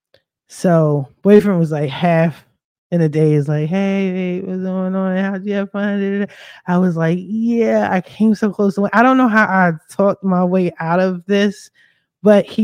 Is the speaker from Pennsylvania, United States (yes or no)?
yes; Philadelphia, Pennsylvania, United States; also born or lived in Chester, Pennsylvania, United States; I'm from Philly, but I stay repping Chester, PA